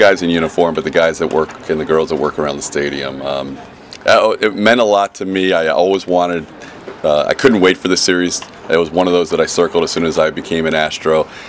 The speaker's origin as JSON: {"language": "English", "town": "Houston", "region": "Texas", "country": "United States", "tie": "born or raised there", "also_born_or_lived": "Tampa Bay", "moved": "yes", "lives_now": "Houston, United States", "said": "I was born in Houston, coming back to Houston"}